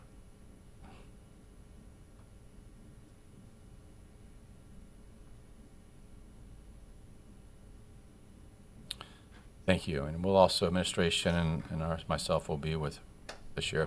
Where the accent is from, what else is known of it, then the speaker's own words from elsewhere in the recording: Pompano Beach, Florida, United States; my hometown of Pompano Beach